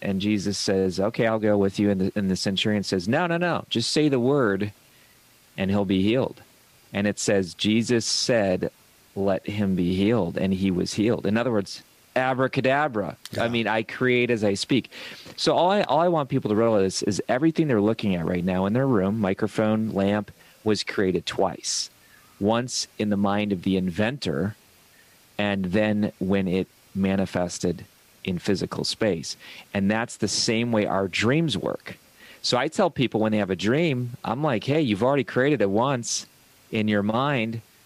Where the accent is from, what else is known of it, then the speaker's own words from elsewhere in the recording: Ohio, United States; I come from Ohio